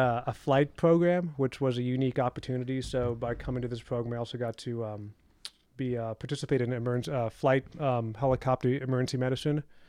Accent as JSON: {"language": "English", "town": "Houston", "region": "Texas", "country": "United States", "tie": "born or raised there", "also_born_or_lived": "Austin, Texas", "said": "I grew up in Texas, ended high school in Houston"}